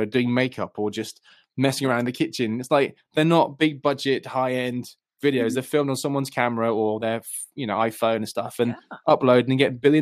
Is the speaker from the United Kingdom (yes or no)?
yes; United Kingdom; I'm this Brit